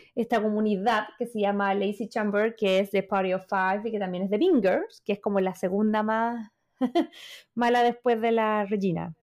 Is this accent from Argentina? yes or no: no; Chile; como chilena